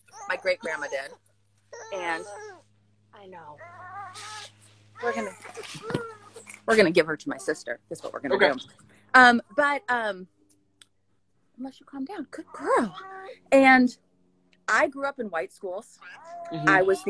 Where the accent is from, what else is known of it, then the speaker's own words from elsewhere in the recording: Pleasanton, California, United States; moved away; I grew up in Pleasanton, California.